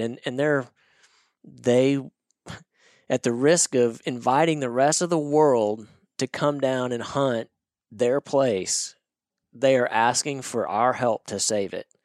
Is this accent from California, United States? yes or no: no; Northwest Arkansas, United States; I grew up in Northwest Arkansas